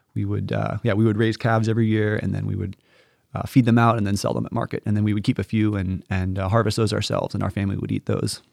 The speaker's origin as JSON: {"language": "English", "area": "the Ozarks", "region": "Missouri", "country": "United States", "tie": "born or raised there", "also_born_or_lived": "Notre Dame, Indiana", "moved": "as an adult", "lives_now": "Stamford, United States", "said": "I'm originally from Missouri. So I'm the oldest of four siblings. I have, uh, two younger sisters and a younger brother. And I grew up on a, um, on a beef cattle farm in mid-Missouri in the Ozarks."}